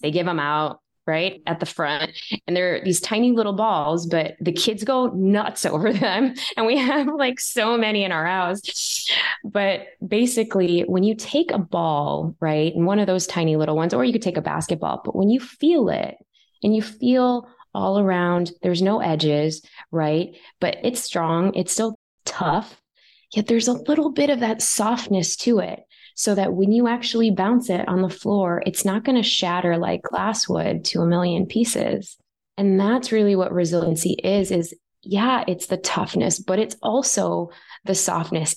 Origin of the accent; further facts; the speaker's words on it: Chicago, Illinois, United States; I was still growing up in Chicago